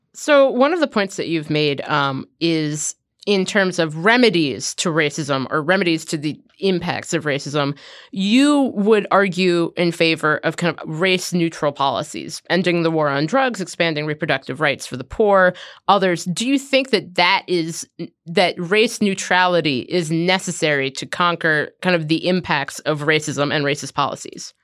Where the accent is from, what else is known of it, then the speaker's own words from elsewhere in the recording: Cincinnati, Ohio, United States; I grew up in Cincinnati.